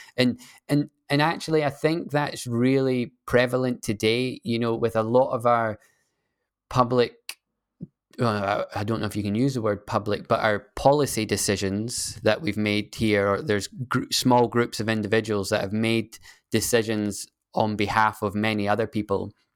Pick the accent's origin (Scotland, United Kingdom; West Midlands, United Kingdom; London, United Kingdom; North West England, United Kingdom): Scotland, United Kingdom; I'm a Scottish person